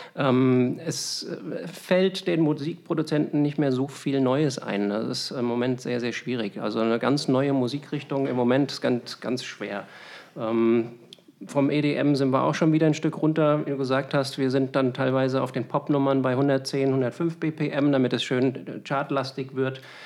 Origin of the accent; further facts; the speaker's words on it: Berlin, Germany; now in Wiesbaden, Germany; Ich bin ja gebürtiger Berliner